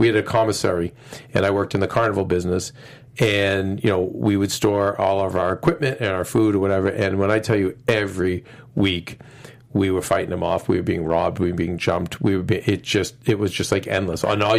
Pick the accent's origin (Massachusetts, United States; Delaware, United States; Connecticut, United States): Massachusetts, United States; Medford; also born or lived in Charlestown, Massachusetts; Medford boy, but worked in Charlestown for 10 years during this time period.